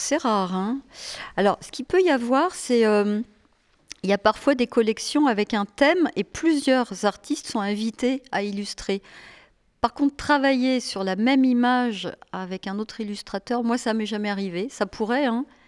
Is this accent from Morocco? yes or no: no; Annecy, Auvergne-Rhône-Alpes, France; moved away; also born or lived in Paris; je viens d'Annecy